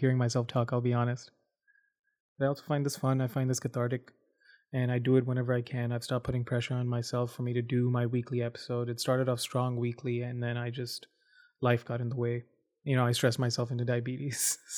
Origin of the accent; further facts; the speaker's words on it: Dubai, United Arab Emirates; also born or lived in India / Abu Dhabi / Saudi Arabia; I grew up in Dubai, Abu Dhabi, both of which are big cities in the United Arab Emirates, UAE, in the Middle East. I was born in India. My family moved to the Middle East in 95.